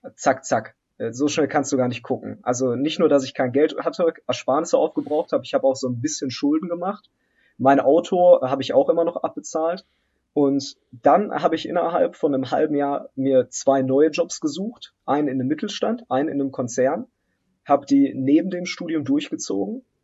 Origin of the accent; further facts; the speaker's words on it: Germany; also born or lived in Poland; ich bin ehemals in Polen geboren. Ich bin ähm, dann mit meinen Eltern in ganz jungem Alter hier nach Deutschland migriert.